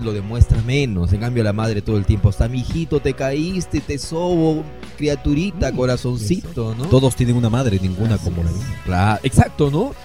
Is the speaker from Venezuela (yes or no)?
no; Peru; como peruanos